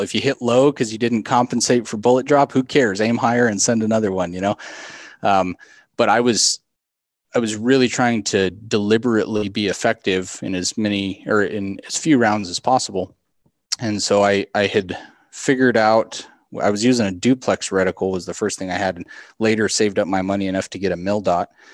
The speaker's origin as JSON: {"language": "English", "region": "South Central Colorado", "country": "United States", "tie": "born or raised there", "said": "I grew up in South Central Colorado on a, on a farm and ranch down there"}